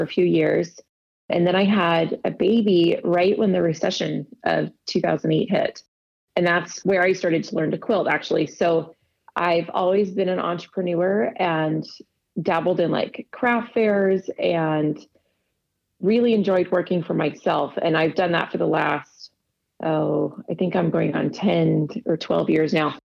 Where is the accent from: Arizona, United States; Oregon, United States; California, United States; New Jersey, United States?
Arizona, United States; moved away as an adult; also born or lived in Provo, Utah / East Coast / West Coast; I was born in Provo, Utah, and lived there for just a few years. And then my family moved to Arizona. So I grew up through high school in the Sonoran Desert